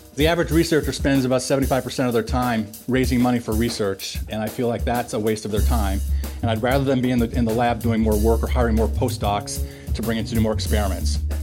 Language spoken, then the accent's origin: English; Minnesota, United States; moved away as an adult; also born or lived in Pennsylvania; I grew up in Minnesota